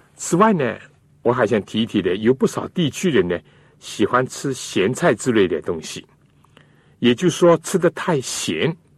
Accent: China; 我们中国人

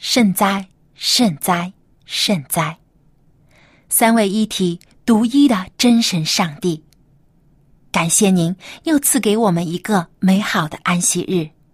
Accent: China; 是我们中国人最喜欢的汉字之一

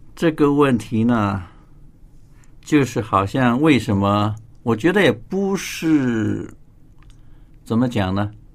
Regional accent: China; 我们中国人

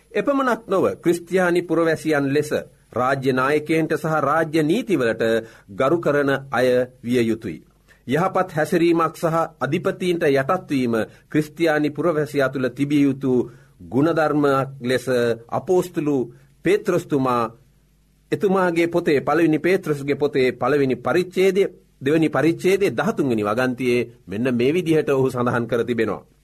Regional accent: Sri Lanka; අප උපන් රට අපි මැරෙන රට ශ්‍රී ලංකාවයි.

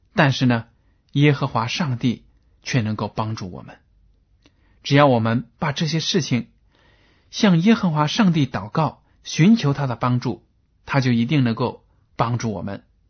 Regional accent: China; 我们中国人

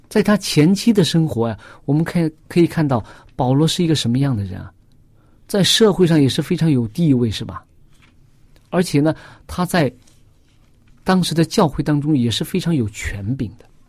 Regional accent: China; 我们中国人

